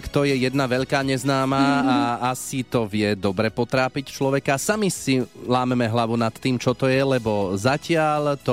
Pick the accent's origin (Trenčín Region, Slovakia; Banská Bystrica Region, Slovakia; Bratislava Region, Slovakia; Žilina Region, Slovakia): Banská Bystrica Region, Slovakia; Hriňová; Ja som z Hriňovej.